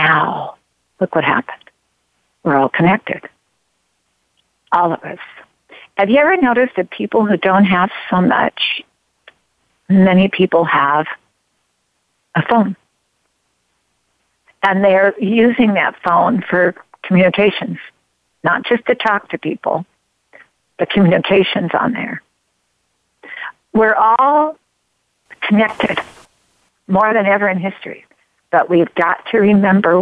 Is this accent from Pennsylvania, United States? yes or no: no; Grants Pass, Oregon, United States; I'm from Oregon. I'm from Grants Pass, Oregon. I love Grants Pass, Oregon.